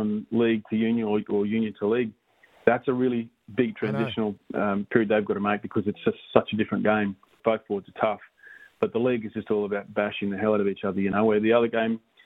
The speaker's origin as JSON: {"language": "English", "town": "Chinchilla", "region": "Queensland", "country": "Australia", "tie": "born or raised there", "also_born_or_lived": "Miles, Queensland", "moved": "yes"}